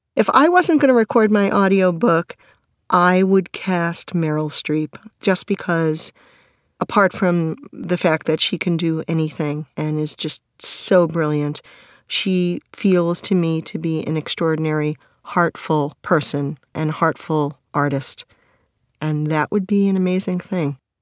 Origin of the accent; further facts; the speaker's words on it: New York, United States; My mother is a New Yorker. I'm a New Yorker